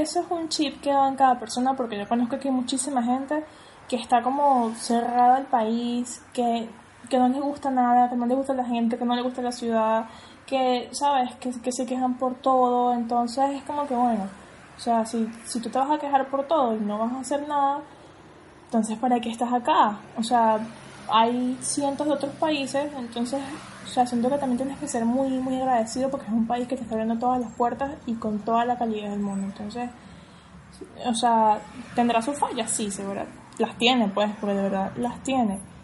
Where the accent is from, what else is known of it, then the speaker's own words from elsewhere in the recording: Caracas, Capital District, Venezuela; moved away as an adult; now in Argentina; yo que soy de Caracas